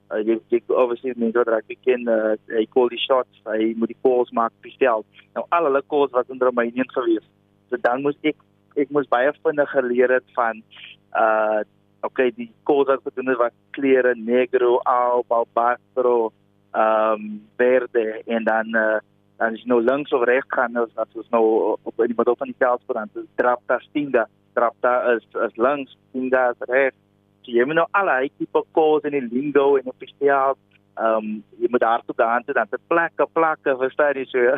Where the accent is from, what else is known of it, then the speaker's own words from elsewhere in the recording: Ashton, Western Cape, South Africa; moved away; ek kom oorspronklik van Ashton in die Weskaap, pragtige dorpie